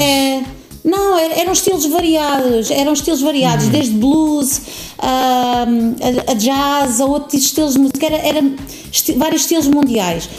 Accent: Tiel, Netherlands; now in Alcobaça, Portugal; Nasci na Holanda, numa cidade uhum. pequenina no interior da, da Holanda

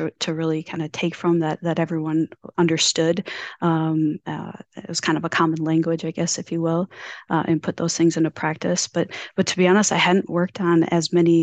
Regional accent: Mankato, Minnesota, United States; moved away as an adult; also born or lived in Fargo, North Dakota; now in Iowa, United States; I grew up in Minnesota. Mankato, Minnesota

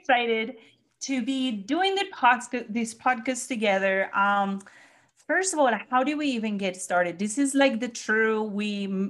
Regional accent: Colombia; now in Missouri, United States

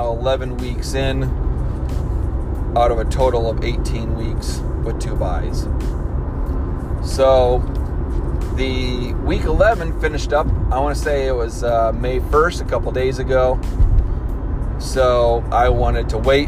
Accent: Michigan, United States; also born or lived in Chicago area; now in Chicago, United States; I'm originally from Michigan

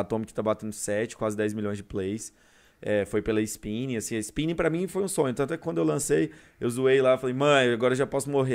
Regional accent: Goiânia, Goiás, Brazil; also born or lived in Curitiba; sou goiano mesmo. Uhum. Nasci aqui, minha família é daqui.

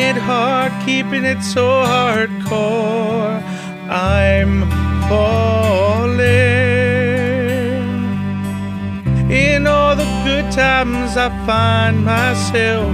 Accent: Arkansas, United States; I came to Arkansas, my home state

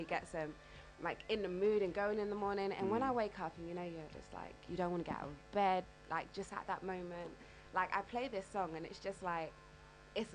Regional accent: London, United Kingdom; I'm from the East End of London

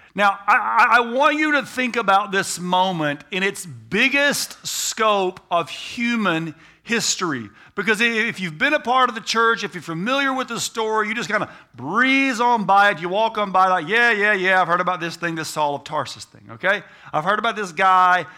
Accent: United States; I'm an American

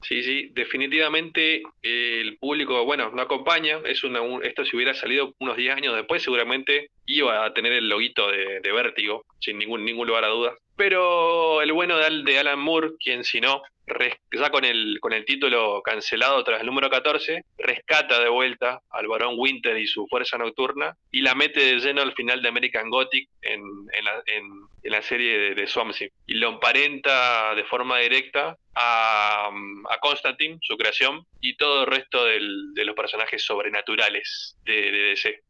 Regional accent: Argentina; como argentinos

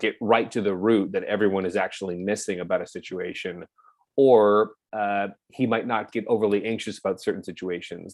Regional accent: Orange County, California, United States; moved away as an adult; now in Los Angeles, United States; born and raised in Orange County.

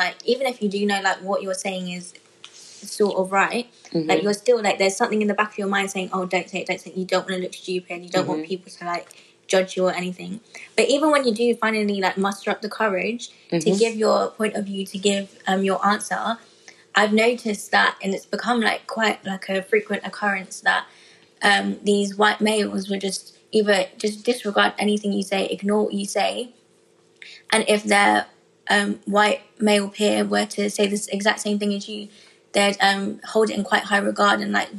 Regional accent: London, United Kingdom; London, I'm like, born and raised. Relax. My parents were born and raised in London as well.

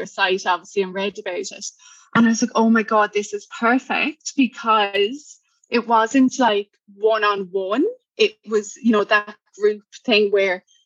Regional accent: Cork, Munster, Ireland; accent: Irish; moved away as an adult; now in Brisbane, Australia; I'm from Cork, Ireland, and I'm in Brisbane at the moment, Brisbane, Queensland.

